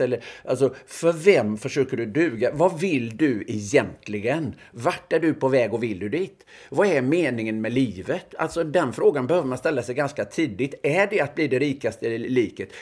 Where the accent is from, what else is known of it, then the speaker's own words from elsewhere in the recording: Öckerö, Västra Götaland, Sweden; moved away; jag gick ju i obs-klass hemma på Öckerö